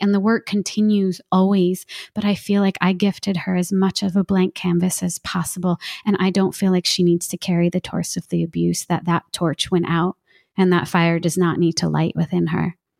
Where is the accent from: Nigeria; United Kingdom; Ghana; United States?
United States; New Jersey; I'm from New Jersey